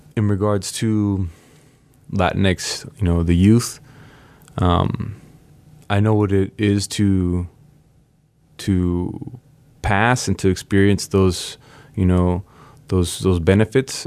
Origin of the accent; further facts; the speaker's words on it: San Diego, California, United States; first language Spanish; English is a second language; also born or lived in Tijuana, Mexico; I grew up in San Diego